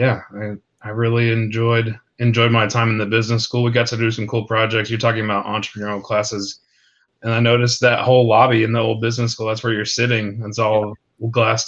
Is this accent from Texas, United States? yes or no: yes; Marshall, Texas, United States; I grew up in Marshall, and so Letourneau was always close